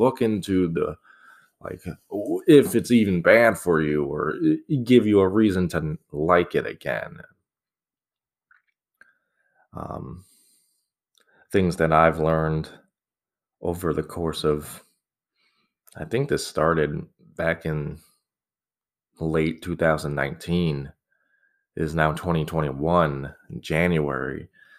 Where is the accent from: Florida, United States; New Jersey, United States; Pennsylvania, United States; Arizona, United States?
Arizona, United States; Scottsdale; I grew up in Arizona, Scottsdale, a lovely place. Started from desert. Now it's like turning into this metropolis in the desert.